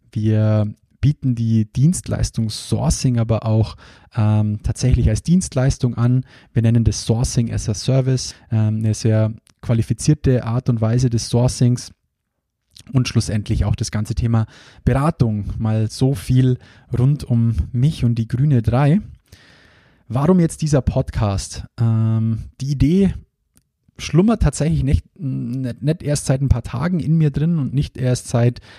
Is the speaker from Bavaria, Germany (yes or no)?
yes; Bavaria, Germany; accent: Bavarian; Ich hoffe, ihr verzeiht mir auch zwischendurch immer wieder meinen bayerischen Dialekt.